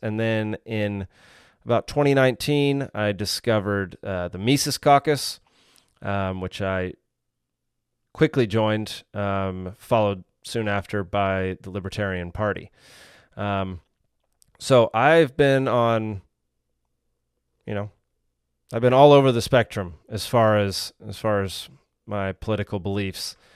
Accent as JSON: {"language": "English", "town": "Dallas", "region": "Texas", "country": "United States", "tie": "born or raised there", "also_born_or_lived": "Savannah, Georgia", "moved": "yes", "lives_now": "Georgia, United States", "said": "I grew up in Dallas, Texas"}